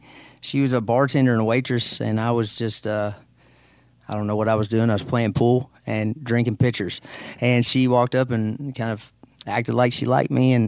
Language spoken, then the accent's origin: English; Caneyville, Kentucky, United States; I did. I grew up in Caneyville, Kentucky.